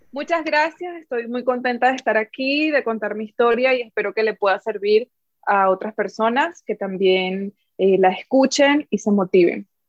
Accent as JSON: {"language": "Spanish", "region": "Amazonas", "country": "Venezuela", "also_born_or_lived": "Argentina", "moved": "as an adult", "said": "yo soy de Amazonas, Venezuela, es un pueblo muy chiquito"}